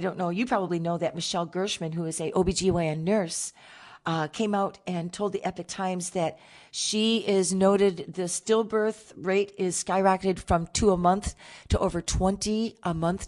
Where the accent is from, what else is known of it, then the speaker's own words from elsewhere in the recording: Michigan, United States; moved away; I'm originally from Michigan.